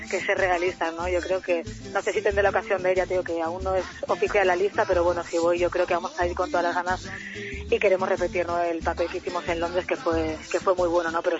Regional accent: Navarre, Spain; como soy navarro, como dice mi padre, soy muy, muy cabezona.

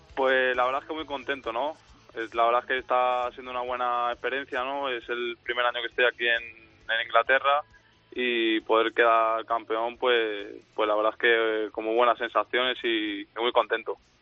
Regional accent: Spain; moved away as an adult; now in England; somos cuatro, cuatro españoles

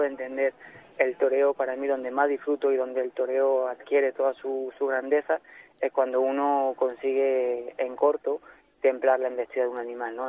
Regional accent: Occitania, France; mis actuaciones en Francia, que en, mi tierra y en, mi zona, tanto en Bestier como en Santa María de la Mer, como en Nimes

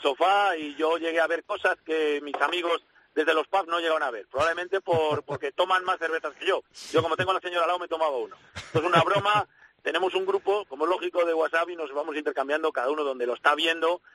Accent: Castile, Spain; como castellano

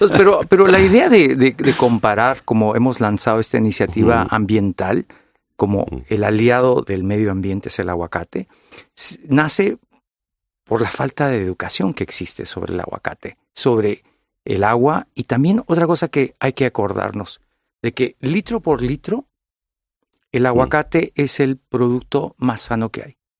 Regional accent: California, United States

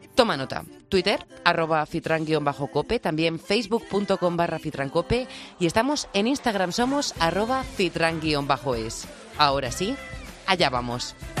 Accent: La Rioja, Spain; como buena riojana

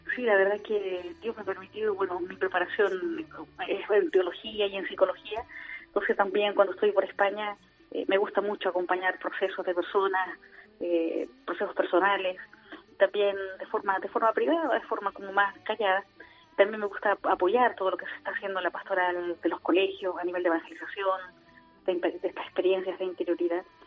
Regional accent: Chile; also born or lived in Argentina / Rome; chilena, no le digo, es mi único defecto

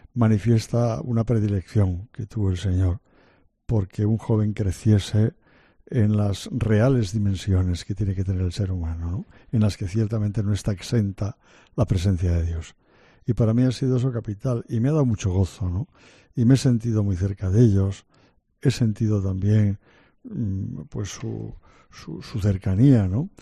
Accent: Santander, Cantabria, Spain; moved away as an adult; also born or lived in Ourense / Oviedo / Valencia; now in Madrid, Spain; el obispo de mi tierra, en Santander

